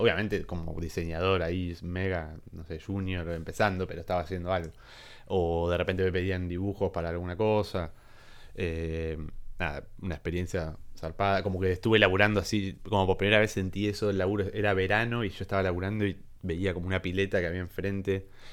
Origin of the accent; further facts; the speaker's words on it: La Plata, Buenos Aires Province, Argentina; moved away as an adult; now in Buenos Aires, Argentina; yo soy de, de Citibel, de La Plata